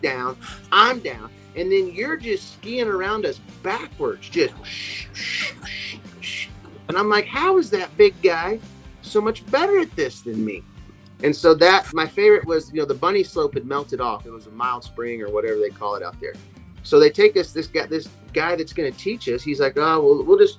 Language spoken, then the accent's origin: English; Miami, Oklahoma, United States; growing up in Miami, Oklahoma